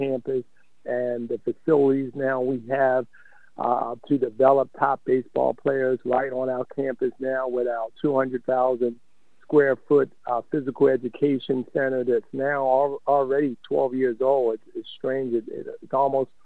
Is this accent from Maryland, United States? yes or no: yes; Baltimore, Maryland, United States; I grew up in West Baltimore